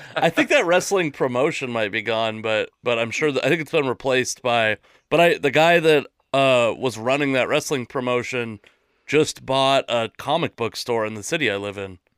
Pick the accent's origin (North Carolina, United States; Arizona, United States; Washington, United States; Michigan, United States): Washington, United States; Seattle; I'm from Seattle, which is like the most atheist